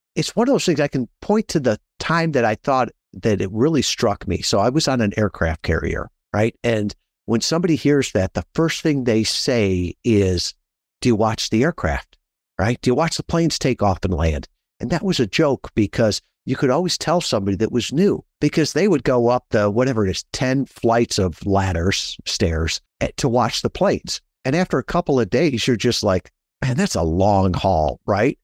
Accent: Midwest, United States; I grew up in the Midwest

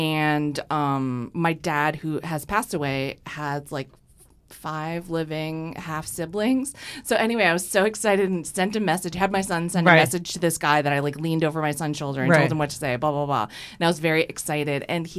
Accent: Fitchburg, Massachusetts, United States; Fitchburg, Massachusetts.

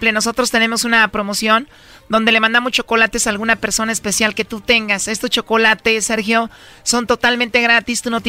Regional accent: Aguascalientes, Mexico; moved away; Yo soy de Aguascalientes

